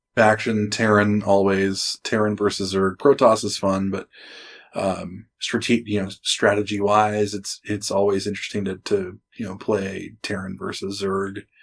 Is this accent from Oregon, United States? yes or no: yes; Springfield, Oregon, United States; moved away; I was born in Springfield, just outside of Eugene